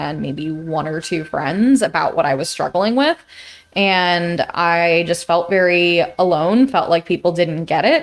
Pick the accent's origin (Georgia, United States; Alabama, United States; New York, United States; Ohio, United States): New York, United States; I grew up in New York